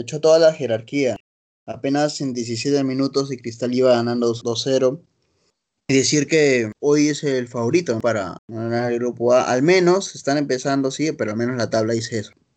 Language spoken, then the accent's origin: Spanish; Lima, Peru; also born or lived in Barranco, Lima; Toda mi vida he vivido en Jesús María, te cuento. Y un par de años en, Barranco, ¿no? Pero siempre he estado acá en el corazón Jesús Mariano.